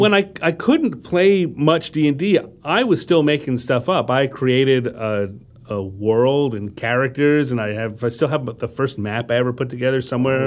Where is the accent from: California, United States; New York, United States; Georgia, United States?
New York, United States; Wantagh; also born or lived in Brooklyn, New York; very, very early moved to Long Island